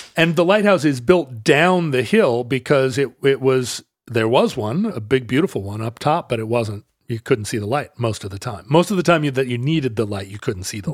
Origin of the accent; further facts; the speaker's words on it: the Northwest, Pacific Northwest, United States; growing up in the Northwest